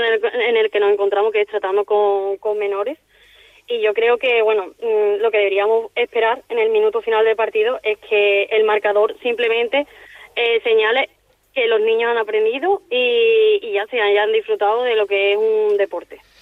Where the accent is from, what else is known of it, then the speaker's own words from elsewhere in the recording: Seville, Andalusia, Spain; moved away as an adult; now in Palma de Mallorca, Spain; Soy de Sevilla